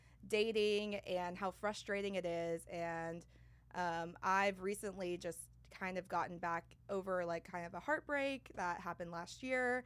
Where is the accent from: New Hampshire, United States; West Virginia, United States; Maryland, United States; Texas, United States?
Texas, United States; San Antonio; also born or lived in Manhattan, United States / Paris, France; now in Austin, United States; I'm originally from San Antonio